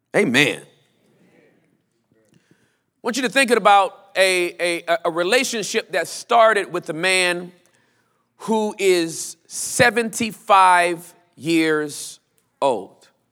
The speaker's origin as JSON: {"language": "English", "town": "Los Angeles", "region": "California", "country": "United States", "tie": "born or raised there", "also_born_or_lived": "Inglewood, California / West Covina, California", "moved": "yes", "lives_now": "Texas, United States", "said": "I grew up in, in, in, in, uh, uh, uh, Southern Los Angeles"}